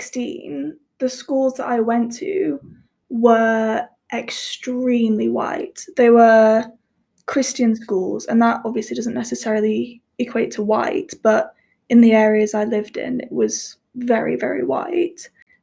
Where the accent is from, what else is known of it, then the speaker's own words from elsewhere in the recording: Manchester, North West England, United Kingdom; I'm from Manchester and I'm a bisexual white woman.